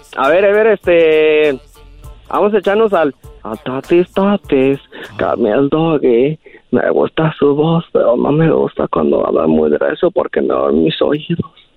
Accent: Guadalajara, Jalisco, Mexico; also born or lived in Zacatecas; now in Modesto, United States; yo nací en Guadalajara

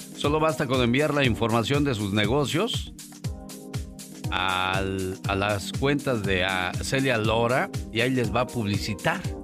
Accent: Casimiro Castillo, Jalisco, Mexico; moved away; Un día salí de Casimiro Castillo, Jalisco. Pero Casimiro Castillo, Jalisco nunca salió de mí

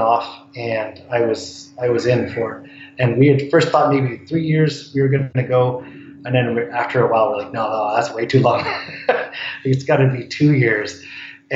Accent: Ontario, Canada; moved away as an adult; now in Vancouver, Canada; I grew up in Ontario. I've been in Vancouver for 20 years.

